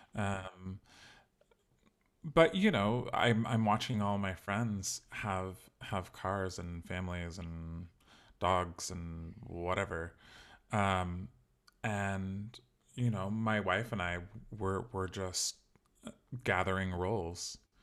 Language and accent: English; Sacramento, California, United States; moved away as an adult; also born or lived in Chicago; I grew up in California, in Sacramento